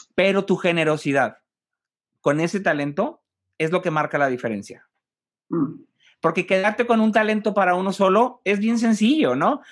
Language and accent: Spanish; Monterrey, Nuevo León, Mexico; como regiomontano, como mexicano